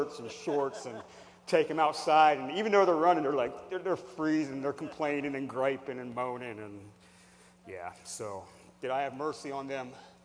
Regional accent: Hershey, Pennsylvania, United States; I'm from Hershey, Pennsylvania

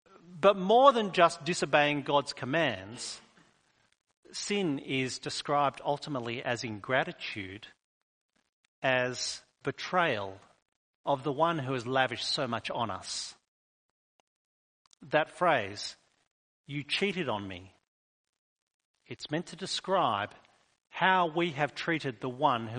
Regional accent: New South Wales, Australia; moved away; We moved here from New South Wales a number of years ago. When people find out that we're from New South Wales, they still remind us we're all free settlers here.

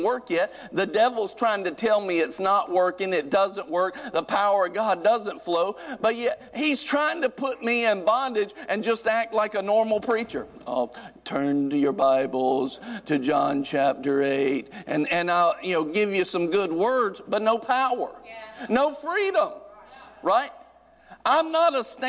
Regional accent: North Carolina, United States; growing up in North Carolina, you kind of grow up around some rednecks

